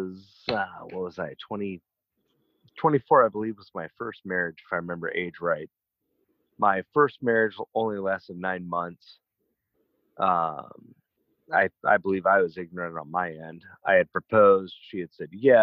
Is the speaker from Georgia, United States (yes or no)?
yes; Atlanta, Georgia, United States; moved away as an adult; also born or lived in Idaho; my hometown in Atlanta